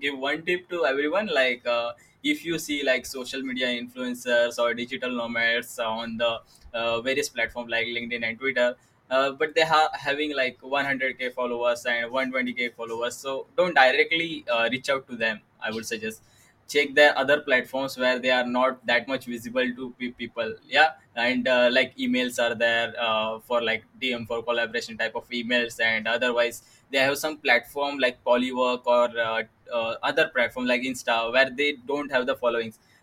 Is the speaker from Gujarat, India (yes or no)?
no; Mumbai, Maharashtra, India; English is a second language; I'm from Mumbai, India.